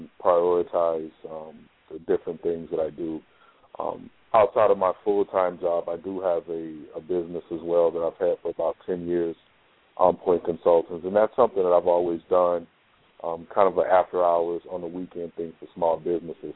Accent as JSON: {"language": "English", "town": "Houston", "region": "Texas", "country": "United States", "moved": "yes", "lives_now": "Hartford, United States", "said": "I'm originally from Houston, Texas"}